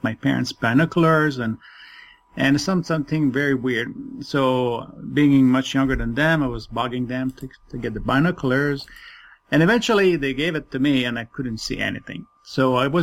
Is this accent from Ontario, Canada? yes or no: no; Quebec City, Quebec, Canada; first language French; English is a second language; now in Toronto, Canada; I am based in Toronto, Canada, originally from Quebec City. So French is my first language